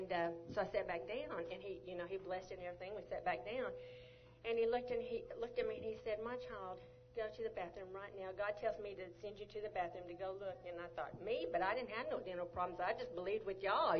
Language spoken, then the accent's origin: English; Longview, Texas, United States; moved away as an adult; also born or lived in Arizona; I'm originally from Longview, Texas